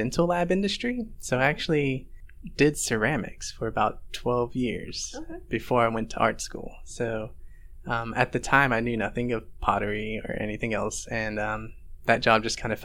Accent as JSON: {"language": "English", "town": "Fort Worth", "region": "Texas", "country": "United States", "tie": "born or raised there", "moved": "as an adult", "said": "I'm originally from Fort Worth, Texas. That's where I was born and raised. I grew up there. I lived in Fort Worth till I was 26"}